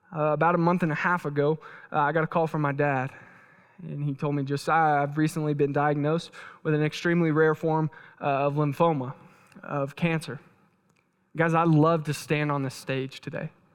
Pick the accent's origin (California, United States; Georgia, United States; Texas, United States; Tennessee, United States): Texas, United States; moved away; I'm from Texas